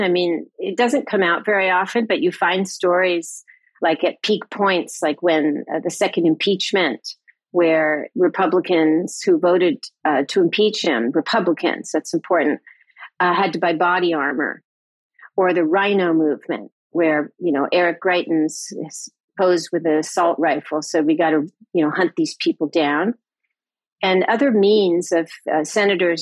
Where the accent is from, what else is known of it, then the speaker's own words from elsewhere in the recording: United States; as an American